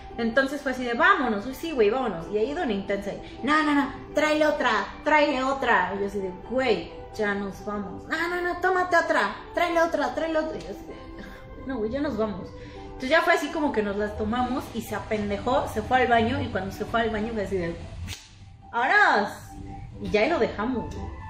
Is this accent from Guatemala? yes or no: no; Puebla, Mexico